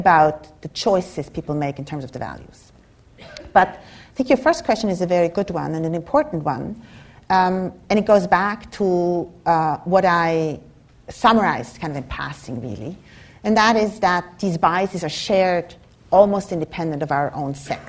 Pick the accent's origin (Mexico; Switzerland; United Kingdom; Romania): Switzerland; moved away as an adult; now in United States; I come from Switzerland, from a Germanic culture